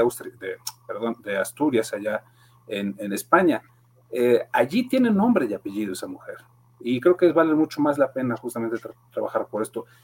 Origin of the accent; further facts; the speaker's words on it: Mexico; como somos todos mexicanos